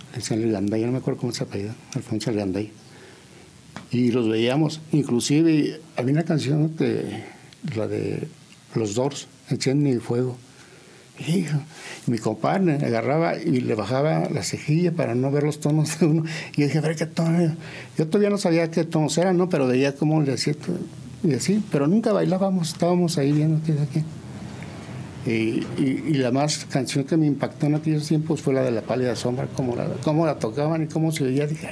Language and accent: Spanish; San Juan del Río, Querétaro, Mexico; soy de aquí de San Juan del Río. Eh, nací en el año del 55 y viví ahí en la calle de Vicente Arriba Palacio pues, toda mi infancia